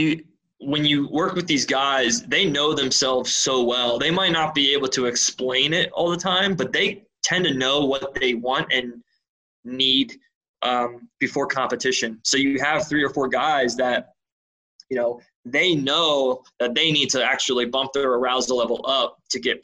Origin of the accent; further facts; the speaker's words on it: Philadelphia, Pennsylvania, United States; I'm from Philadelphia